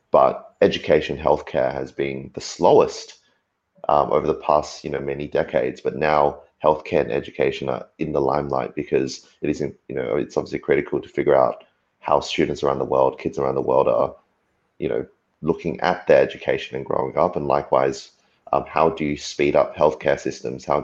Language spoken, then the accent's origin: English; Australia; you kind of look across the waters in Australia where you know my hometown is